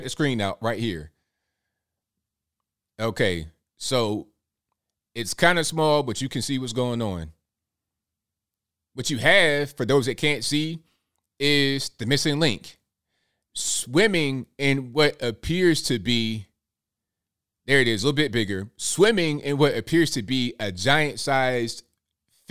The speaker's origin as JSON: {"language": "English", "region": "Virginia", "country": "United States", "said": "We're both from Virginia."}